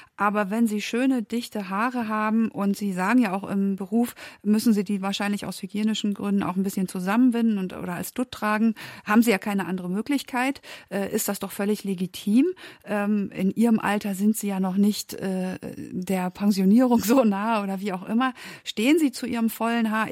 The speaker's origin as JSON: {"language": "German", "country": "Germany", "also_born_or_lived": "Berlin", "said": "wir Deutschen"}